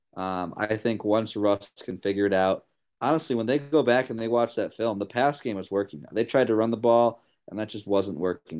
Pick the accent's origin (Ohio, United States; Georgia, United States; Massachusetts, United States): Ohio, United States; Cleveland; I'm from Cleveland